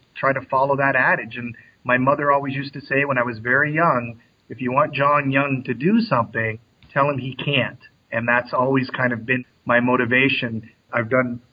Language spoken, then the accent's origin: English; Canada; I grew up in Canada